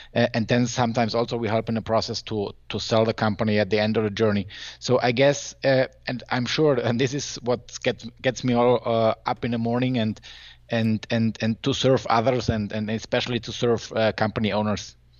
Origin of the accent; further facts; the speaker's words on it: Germany; I'm from Germany